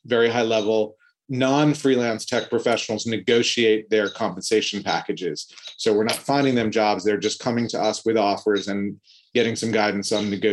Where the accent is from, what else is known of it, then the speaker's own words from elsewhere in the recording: New York City, New York, United States; Born and raised in Manhattan in New York City, went to college here